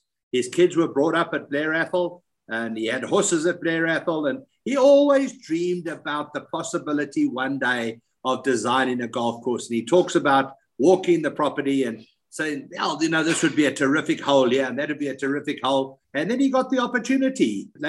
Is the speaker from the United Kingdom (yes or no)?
no; Harare, Zimbabwe; As a youngster growing up in Harare, I first met him when I was playing on the tour